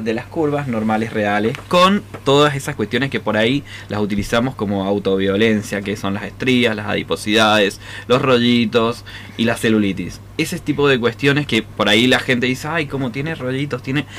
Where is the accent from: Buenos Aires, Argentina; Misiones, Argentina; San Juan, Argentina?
San Juan, Argentina; somos privilegiados los sanjuaninos